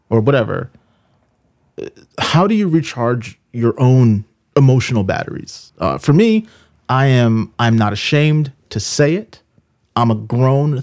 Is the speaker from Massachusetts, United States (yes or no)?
yes; Boston, Massachusetts, United States; I'm a city boy. I grew up in Boston, so I'm not used to the mountains.